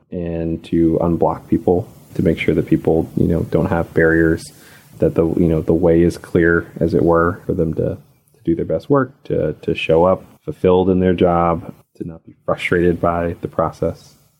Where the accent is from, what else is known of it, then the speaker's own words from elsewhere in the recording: Arkansas, United States; also born or lived in Birmingham, Alabama / out west; now in Atlanta, United States; I grew up in rural Arkansas